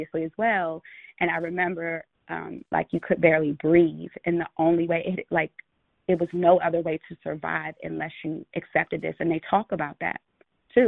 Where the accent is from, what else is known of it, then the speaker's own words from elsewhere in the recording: United States; I'm American